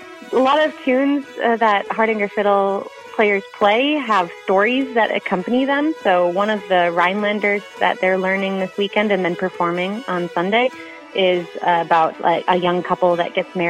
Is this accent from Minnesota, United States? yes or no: yes; Moorhead, Minnesota, United States; I am originally from Moorhead, Minnesota, where I grew up.